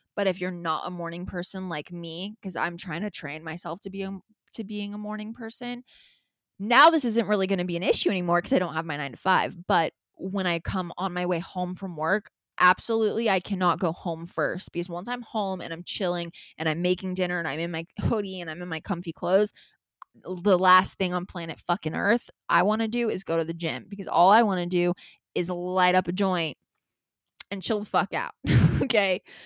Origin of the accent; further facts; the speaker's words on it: Los Angeles, California, United States; L A is my hometown